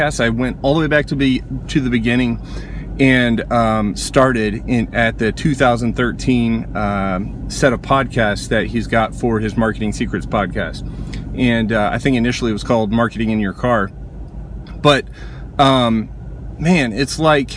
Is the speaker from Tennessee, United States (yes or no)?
no; Indianapolis, Indiana, United States; I'm from Indianapolis, Indiana.